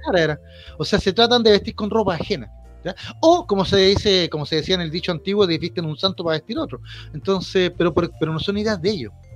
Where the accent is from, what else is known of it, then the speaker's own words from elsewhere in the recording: Chile; como chilenos